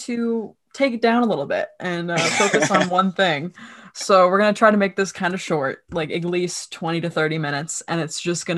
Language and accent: English; Allentown, Pennsylvania, United States; I am from Allentown, Pennsylvania